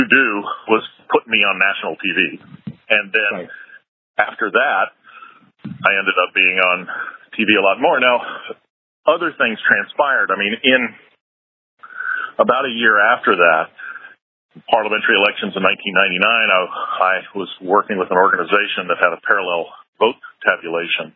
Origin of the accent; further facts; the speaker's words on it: United States; moved away; as an American